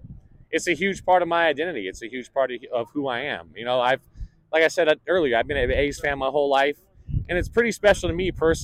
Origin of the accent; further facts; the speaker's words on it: East Bay, California, United States; I grew up in the East Bay.